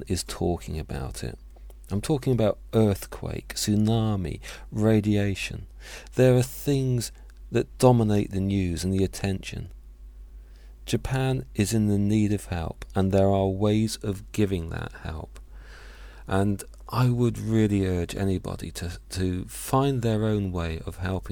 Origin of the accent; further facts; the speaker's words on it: Hampshire, South East England, United Kingdom; I was born in Hampshire. I was raised in Hampshire